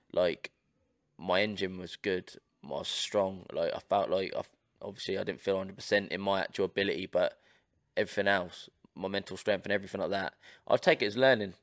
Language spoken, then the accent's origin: English; Portsmouth, South East England, United Kingdom; we're, we're from Portsmouth, we're from Ports of England